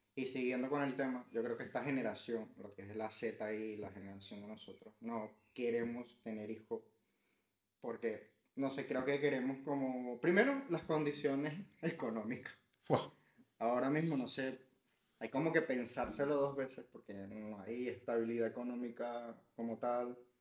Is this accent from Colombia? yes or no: no; Venezuela; que somos los venezolanos